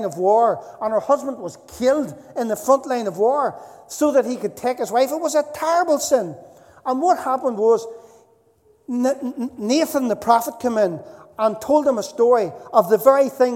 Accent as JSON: {"language": "English", "region": "Northern Ireland", "country": "United Kingdom", "tie": "born or raised there", "also_born_or_lived": "Dundalk", "moved": "yes", "said": "I was growing up in Northern Ireland"}